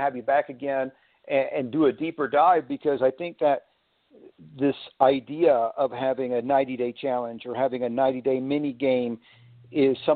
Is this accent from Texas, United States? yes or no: yes; Houston, Texas, United States; I grew up in Houston, Texas, so I'm very familiar with HEB